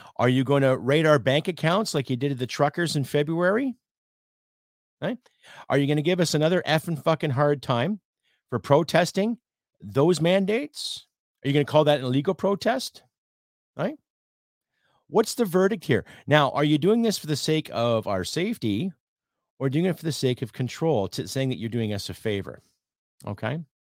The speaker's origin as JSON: {"language": "English", "country": "Canada"}